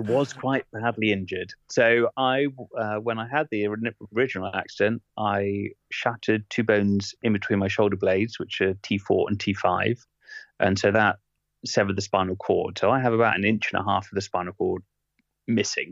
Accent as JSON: {"language": "English", "region": "England", "country": "United Kingdom", "also_born_or_lived": "Bath", "lives_now": "Ashtead, United Kingdom", "said": "a Englishman"}